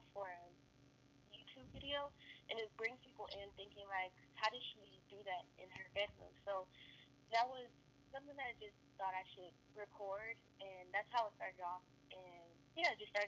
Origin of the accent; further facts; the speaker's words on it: San Francisco, California, United States; I am from the Bay Area, San Francisco, California